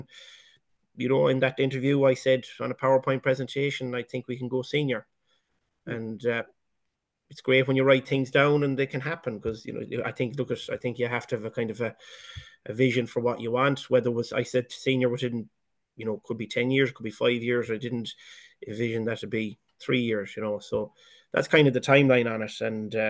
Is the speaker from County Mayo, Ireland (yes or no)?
yes; Kilmeena, County Mayo, Ireland; moved away; also born or lived in England